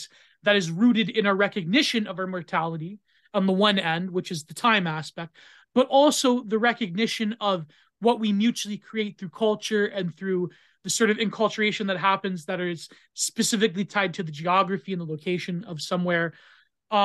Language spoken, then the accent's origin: English; Canada; I'm Canadian